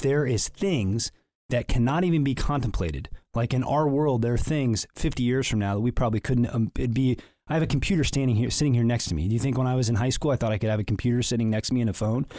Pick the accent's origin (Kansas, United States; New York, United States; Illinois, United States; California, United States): Illinois, United States; Canton; I was raised in Canton, Illinois